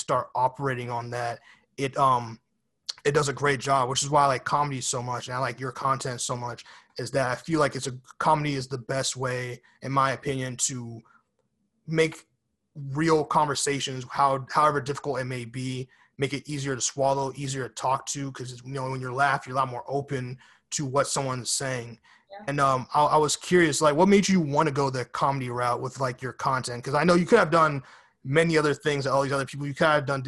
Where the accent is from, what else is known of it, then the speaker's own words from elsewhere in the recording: New York City, New York, United States; I was born in Bronx, New York, and I live on the East Coast now